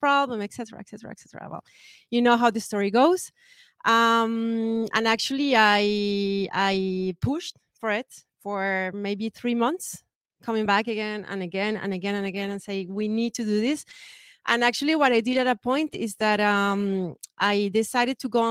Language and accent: English; Colombia; now in France; Colombia, which is my home country